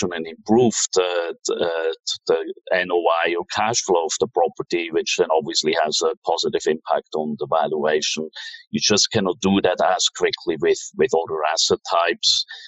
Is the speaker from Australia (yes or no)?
no; Switzerland; moved away as an adult; also born or lived in New York / Tokyo / Hong Kong; So I'm from Switzerland originally